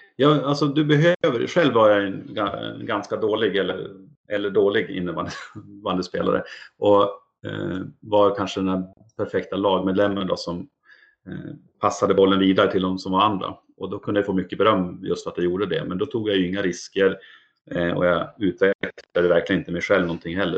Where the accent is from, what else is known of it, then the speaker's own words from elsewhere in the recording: Umeå, Västerbotten County, Sweden; jag är från Umeå och bor där så har Björklöven varit eh, en stor del av min uppväxt